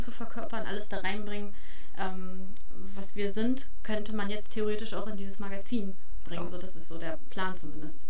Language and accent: German; Harz, Germany; moved away; es ist meine Heimat und es, ne, ich ziehe zurück und ich habe auch vor, hier zu bleiben